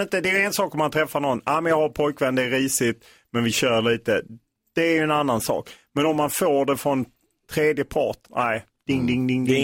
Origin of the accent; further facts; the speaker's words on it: Skåne, Sweden; jag kommer ju från Skåne